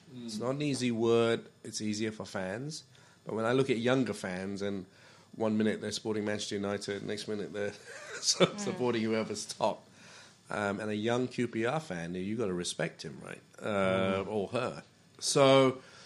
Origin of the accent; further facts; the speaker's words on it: Malaysia; I come from Malaysia.